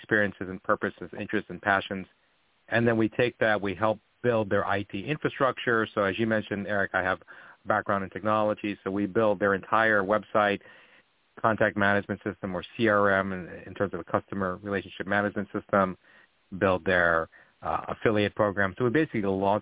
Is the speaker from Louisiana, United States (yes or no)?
no; Oahu, Hawaii, United States; I'm from Oahu